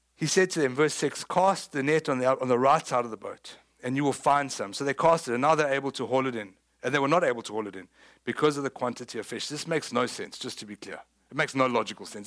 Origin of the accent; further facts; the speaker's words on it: South Africa; moved away; People know I'm South African, right? I mean, I know you thought I was from West Texas. I'm not. Surprise, I'm from South Africa